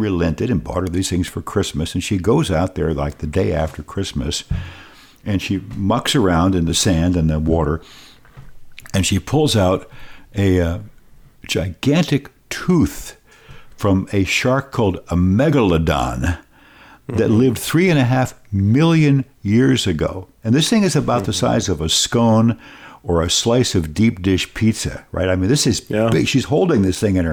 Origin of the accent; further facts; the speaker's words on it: East Coast, United States; moved away; growing up in the East Coast